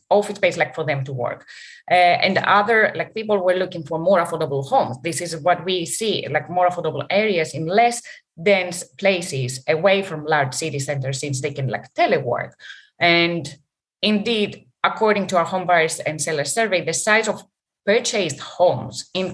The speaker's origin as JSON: {"language": "English", "country": "Greece", "moved": "yes", "said": "I'm from Greece and I go there"}